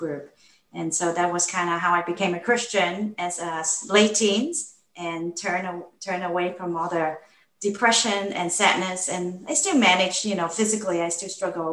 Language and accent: English; Hong Kong; moved away; I grew up in Hong Kong, and more specifically, not the Hong Kong that most people picture in their postcard. I grew up in a government housing project.